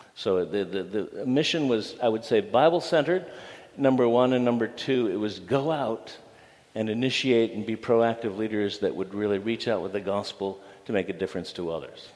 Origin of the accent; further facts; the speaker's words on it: Toledo, Ohio, United States; moved away; I uh, grew up in Toledo and grew up in a business family